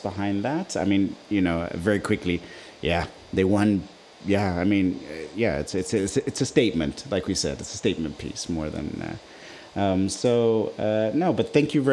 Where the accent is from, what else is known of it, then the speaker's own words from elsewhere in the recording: Nigeria; now in Netherlands; Growing up in Nigeria